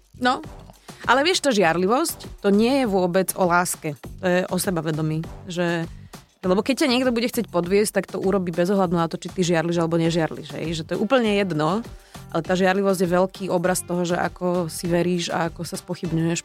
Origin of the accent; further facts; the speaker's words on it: Bratislava, Bratislava Region, Slovakia; My sme obidva z Bratislavy, čiže hej. zostávame aj v meste, doma